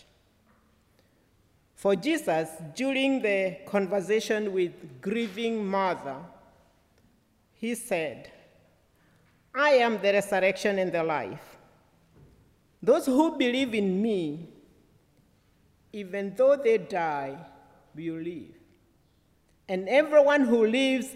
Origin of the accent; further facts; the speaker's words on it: Kenya; as a Kenyan and one who is ordained to preach the word of God